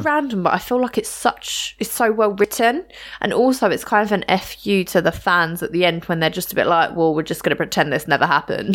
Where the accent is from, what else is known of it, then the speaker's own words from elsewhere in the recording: United Kingdom; growing up in the U K with no, you know, absolutely no guns around